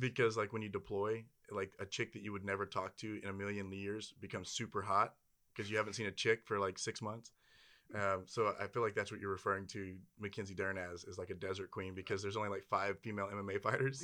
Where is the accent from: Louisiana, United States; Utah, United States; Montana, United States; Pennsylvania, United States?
Louisiana, United States; I'm from Louisiana